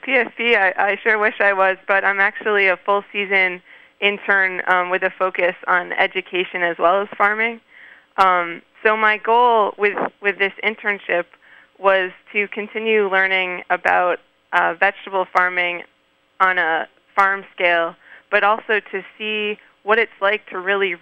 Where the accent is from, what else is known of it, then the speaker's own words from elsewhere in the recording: Maryland, United States; moved away as an adult; also born or lived in Canada; now in Poughkeepsie, United States; I grew up in Maryland, in the Mid-Atlantic region